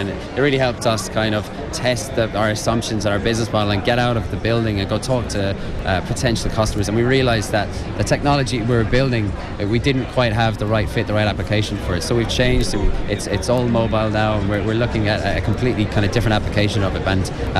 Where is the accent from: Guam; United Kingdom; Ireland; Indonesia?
Ireland; Connacht; I'm {S1} from Mayo. Dermot's from Galway.